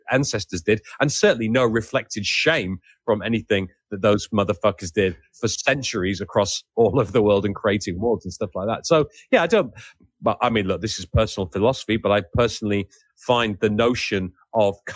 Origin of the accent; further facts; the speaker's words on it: England, United Kingdom; but certainly in terms of the, you know, being being English, I I'm, I do not necessarily feel proud of being English.